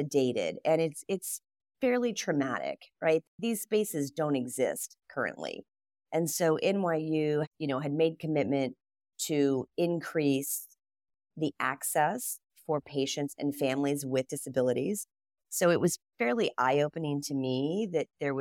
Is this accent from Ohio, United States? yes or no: yes; Columbus, Ohio, United States; Growing up in Columbus, Ohio, there were four or five pretty large design firms.